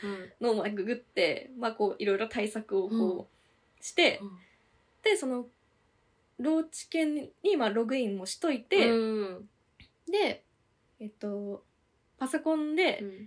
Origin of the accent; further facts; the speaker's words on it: Tokyo, Japan; 都内に住んでるからさ